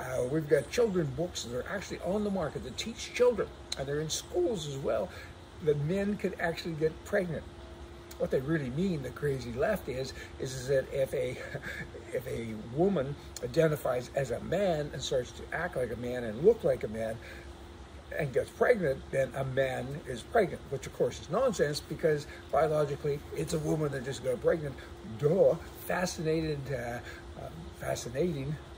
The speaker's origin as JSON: {"language": "English", "country": "Canada", "said": "our country, to Canada"}